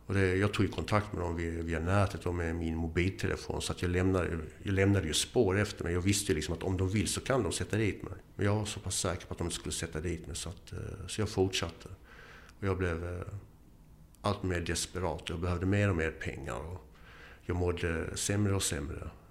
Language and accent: Swedish; Eslöv, Skåne, Sweden; also born or lived in Boden; och eh, jag är född i Boden och har bott överallt i Sverige. Uppväxt i Skåne, Eslöv, finsk mamma, ingen pappa.